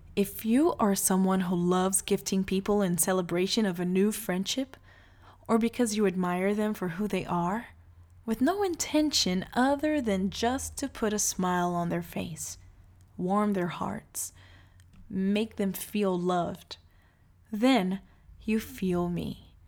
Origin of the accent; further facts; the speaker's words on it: Salvador, Bahia, Brazil; I was born in Salvador, Bahia, Brazil, into a family of well known lawyers